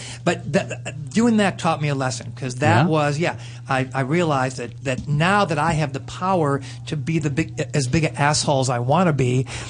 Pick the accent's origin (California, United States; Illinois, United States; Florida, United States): Illinois, United States; Chicago; I grew up in Chicago